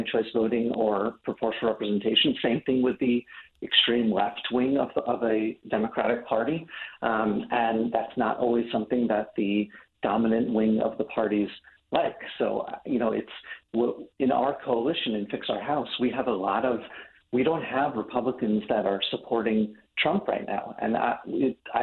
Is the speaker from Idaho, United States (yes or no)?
no; New York, United States; I'm from New York